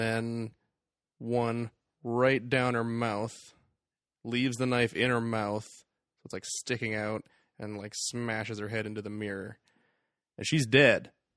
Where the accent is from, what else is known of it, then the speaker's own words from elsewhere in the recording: Canada; We are Canadian.